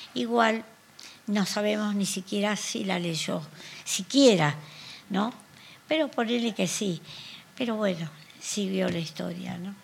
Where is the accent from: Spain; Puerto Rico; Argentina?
Argentina; Nosotros somos de Argentina